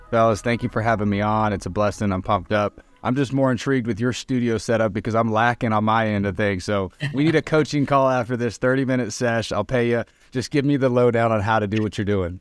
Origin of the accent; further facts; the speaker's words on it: Arizona, United States; moved away as an adult; also born or lived in Reno, Nevada; I'm from Arizona